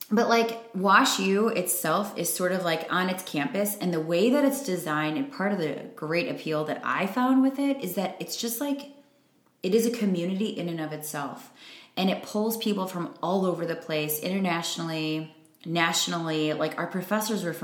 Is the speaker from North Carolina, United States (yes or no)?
no; Chicago, Illinois, United States; moved away as an adult; now in Milwaukee, United States; i still say i'm from chicago okay like i'm still like from there that's i spent the majority of my life there i feel like all of whether it was the suburbs the city whatever cultivated me